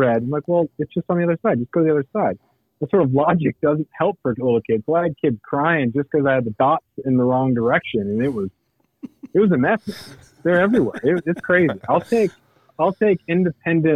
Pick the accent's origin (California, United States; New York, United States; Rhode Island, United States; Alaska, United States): Alaska, United States; Klawock; now in Ketchikan, United States; I grew up in Klawak